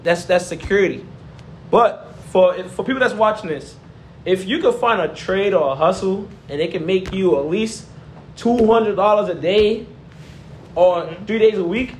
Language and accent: English; New York City, New York, United States; moved away as an adult; I grew up in New York City, man.